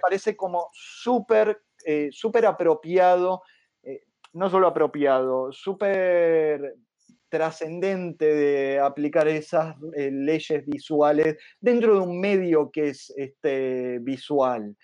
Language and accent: Spanish; Argentina; como argentino